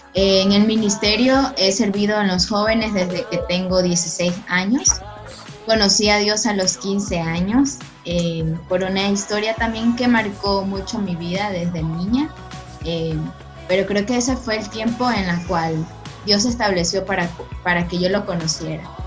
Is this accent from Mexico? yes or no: no; Guayaquil, Guayas, Ecuador; soy de Guayaquil